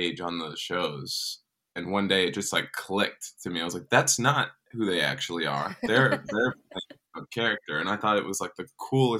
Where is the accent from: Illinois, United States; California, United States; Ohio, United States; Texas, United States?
Texas, United States; Dallas; I grew up in Dallas, Texas